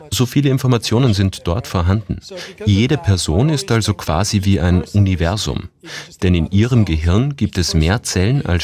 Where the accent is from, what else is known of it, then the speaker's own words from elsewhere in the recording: China; born there; first language Cantonese; German is a second language; Ich bin in China geboren, aber meine Eltern kommen aus Hongkong und wir haben zu Hause nur Kantonesisch geredet.